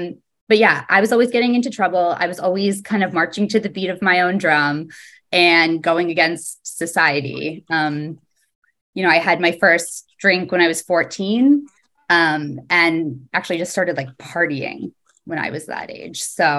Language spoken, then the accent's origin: English; East Coast, United States; also born or lived in New Jersey / Pittsburgh / Connecticut; now in New York, United States; All over the East Coast, pretty much. We moved around a lot when I was younger. I was always the new kid. I lived in New Jersey, in Pittsburgh, Connecticut.